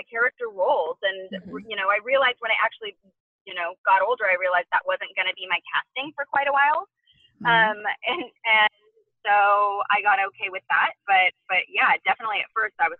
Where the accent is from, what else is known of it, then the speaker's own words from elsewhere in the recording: 2 hours outside of Los Angeles, Southern California, United States; I'm from Southern California, so even though I grew up 2 hours outside of Los Angeles